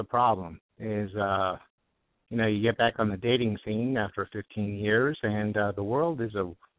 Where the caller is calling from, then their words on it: Studio City, California, United States; I'm 41. I'm in Studio City, and I recently got out of a 15-year relationship.